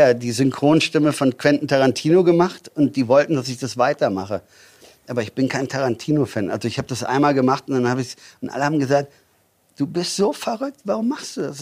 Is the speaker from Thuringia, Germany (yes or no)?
no; near Düsseldorf, North Rhine-Westphalia, Germany; moved away as an adult; now in Füssen, Germany; Ähm, ich komme eigentlich aus Hahn. Äh, Hahn ist ähm, Rheinland, also ist ähm, Nähe Düsseldorf. Mhm. Also ja, ich bin mhm. Rheinländer.